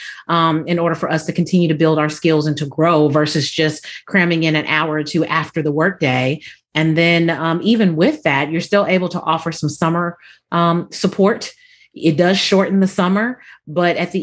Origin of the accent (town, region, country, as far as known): Southern California, United States; born or raised there; moved away